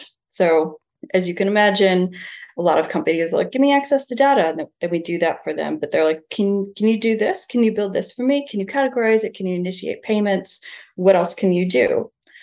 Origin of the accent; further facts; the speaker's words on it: Niagara Falls, New York, United States; now in Bondi, Australia; I'm from Niagara Falls in the US